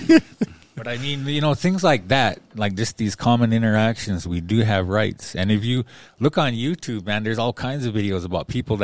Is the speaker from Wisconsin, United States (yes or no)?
no; Pryor, Montana, United States; I'm from Pryor.